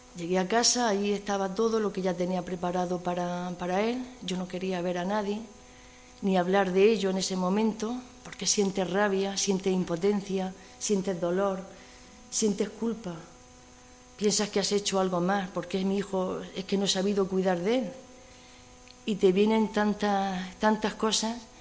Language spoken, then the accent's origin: Spanish; Region of Murcia, Spain; now in Cantabria, Spain; yo soy murciana